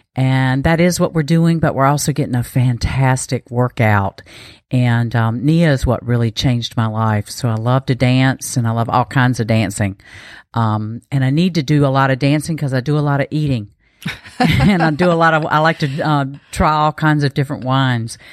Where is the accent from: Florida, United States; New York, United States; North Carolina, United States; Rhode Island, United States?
North Carolina, United States; eastern; also born or lived in West Coast; I am from North Carolina. I grew up in eastern North Carolina